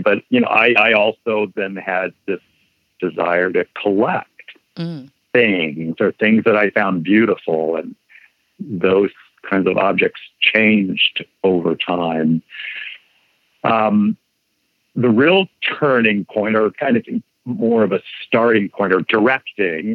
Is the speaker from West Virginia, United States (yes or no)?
no; Indiana, United States; my hometown in Indiana